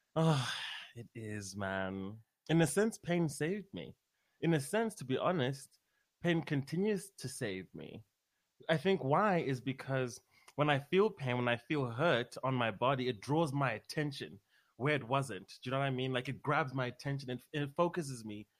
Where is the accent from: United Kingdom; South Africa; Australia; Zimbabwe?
Zimbabwe; Harare; moved away as an adult; now in United States; I'm from Harare, Zimbabwe um, Southern Africa